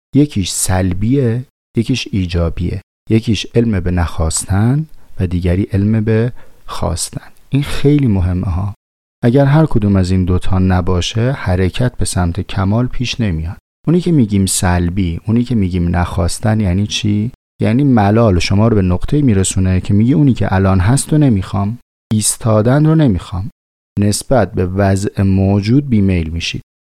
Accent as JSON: {"language": "Persian", "town": "Tehran", "region": "Tehran Province", "country": "Iran", "said": "من از شهر خودم مثال میزنم مثلا توی شهر تهران"}